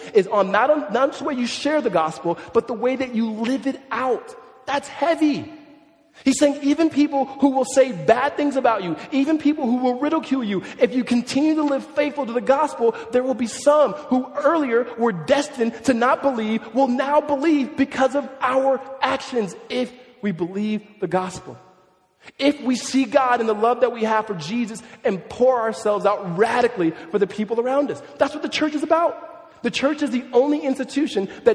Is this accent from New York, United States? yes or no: no; California, United States; now in Tempe, United States; I grew up in California